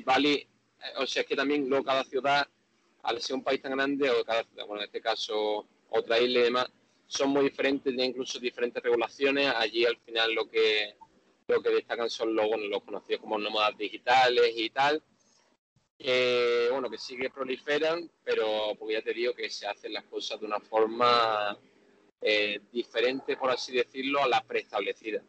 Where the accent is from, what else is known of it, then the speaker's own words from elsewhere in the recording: Seville, Andalusia, Spain; moved away as an adult; now in Jakarta, Indonesia; yo, como buen español y buen sevillano